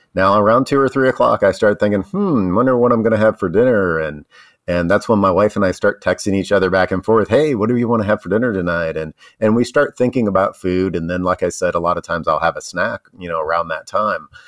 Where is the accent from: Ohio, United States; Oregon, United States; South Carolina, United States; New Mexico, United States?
Ohio, United States; moved away; also born or lived in Tennessee; I grew up in Ohio, and I didn't know what pimento cheese was until I moved to, uh, Tennessee